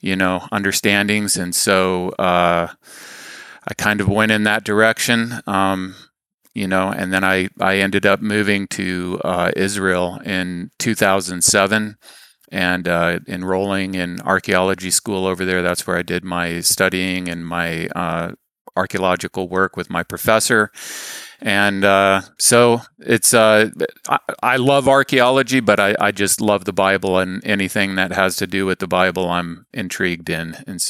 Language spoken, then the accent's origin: English; Saudi Arabia; I was raised in the Middle East. My dad was a engineer and worked for an oil company in Saudi Arabia. So I grew up exploring the desert.